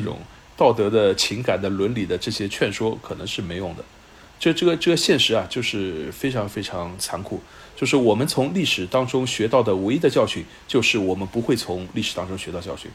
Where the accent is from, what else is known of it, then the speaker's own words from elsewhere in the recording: China; 我们中国人